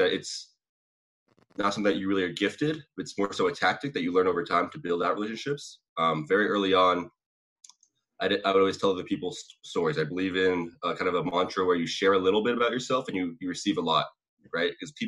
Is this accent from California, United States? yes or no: yes; Sacramento, California, United States; I hate Sacramento. Okay, well, I'm from Sacramento too. I hate it there too, right?